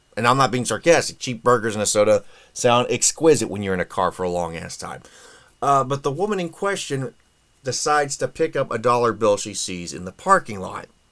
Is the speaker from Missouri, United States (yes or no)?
no; Indiana, United States; my home state here